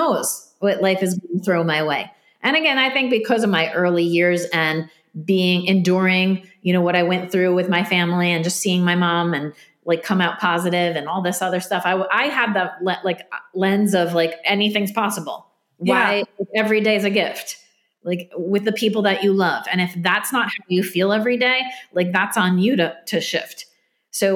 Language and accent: English; New Jersey, United States; I'm from Jersey, New Jersey.